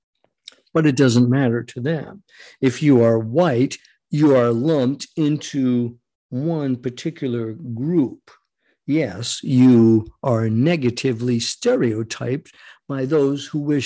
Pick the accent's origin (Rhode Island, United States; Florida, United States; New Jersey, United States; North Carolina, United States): Rhode Island, United States; growing up in Rhode Island